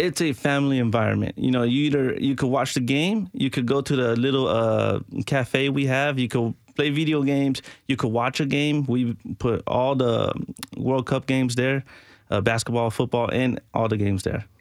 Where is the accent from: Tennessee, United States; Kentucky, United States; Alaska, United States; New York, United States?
Tennessee, United States; Nashville; also born or lived in Venezuela; I was raised here